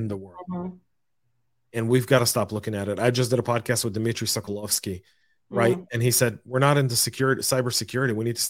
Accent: United States; you may have been born and raised in America, but you're more Israeli than most Israelis.

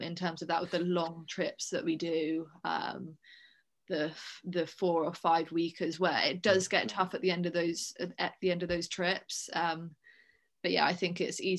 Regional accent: Guildford, South East England, United Kingdom; also born or lived in Bournemouth; my parents live southwest London. Okay. Kind of Guildford area. So I went to boarding school down in Bournemouth

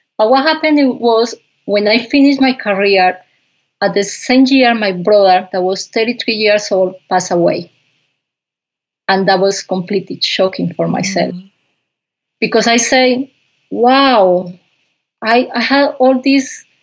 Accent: Pitalito, Huila, Colombia; first language Spanish; English is a second language; moved away as an adult; also born or lived in Bogota, Colombia; I grew up in Colombia in a little farm, coffee farm

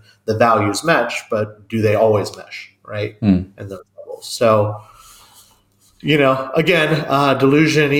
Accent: United States; also born or lived in Tucson, Arizona / Kansas; I'm American

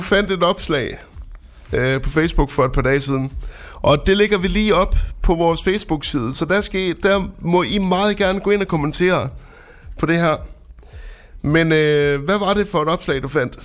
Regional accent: Frederikshavn, North Denmark Region, Denmark; moved away; jeg kommer jo oprindeligt fra Frederikshavn

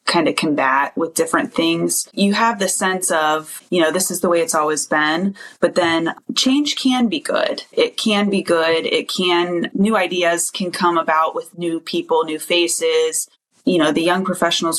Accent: Ashland, Ohio, United States; I grew up locally here in Ashland. I went to Mapleton High School, and then I went on to Muskingum University down in Southern Ohio

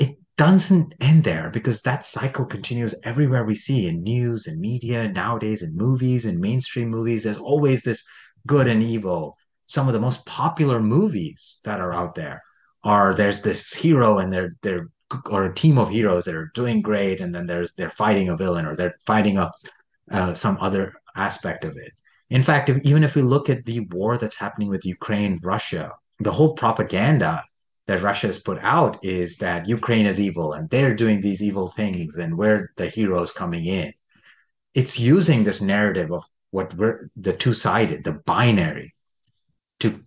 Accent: India; born or raised there

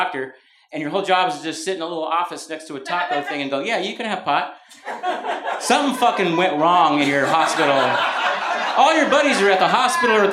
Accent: Mountain View, California, United States; moved away; also born or lived in Brooklyn, New York; When I was growing up in Mountain View, I was the only … in Mountain View, California, Bay Area. I moved to Brooklyn

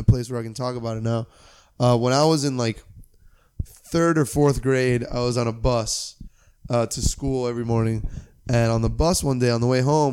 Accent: Miami, Florida, United States; moved away; also born or lived in Cleveland, Ohio; I'm from Miami, Florida, which is a larger city

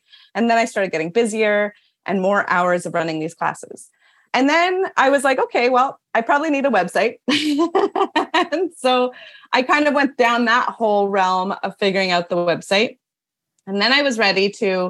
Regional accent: Toronto, Ontario, Canada; also born or lived in New York City; we moved back to Toronto, which is my hometown

